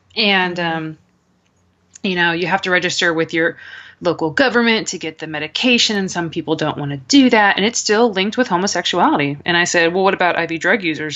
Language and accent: English; United States; as an American